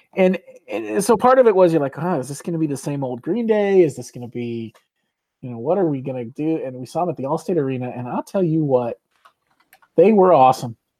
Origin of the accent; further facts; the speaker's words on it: Chicago, Illinois, United States; we are from the Chicago area